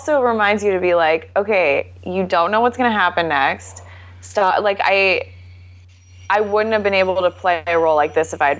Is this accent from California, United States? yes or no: yes; Northern California, United States; I grew up in Northern California. Okay. So like Sonoma County, Napa area.